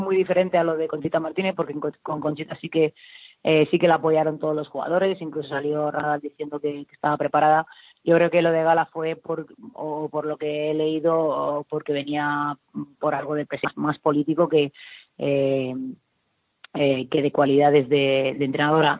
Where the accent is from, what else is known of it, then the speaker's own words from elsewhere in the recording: Valencia, Valencian Community, Spain; yo como valenciana tengo un orgullo increíble de que, de que mi ciudad vuelva a tener un equipo profesional